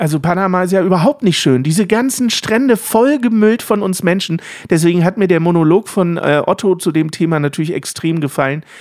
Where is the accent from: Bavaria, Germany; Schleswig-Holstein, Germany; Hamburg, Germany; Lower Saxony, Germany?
Lower Saxony, Germany; als Niedersachse